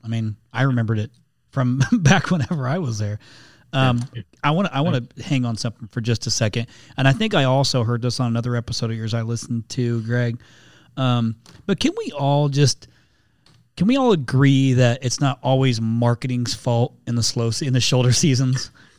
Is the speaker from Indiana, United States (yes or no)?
yes; Indiana, United States; moved away; I'm from Indiana originally.